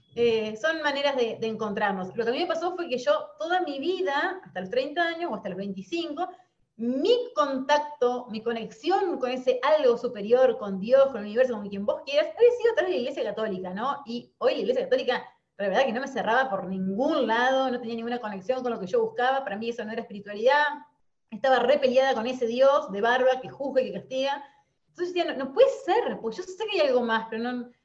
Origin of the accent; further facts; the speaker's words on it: Concordia, Entre Ríos, Argentina; moved away as an adult; now in Paraná, Argentina; soy nacida en Concordia, Entre Ríos, y a los 30 años decido renunciar a mi trabajo en relación de dependencia y mudarme a Paraná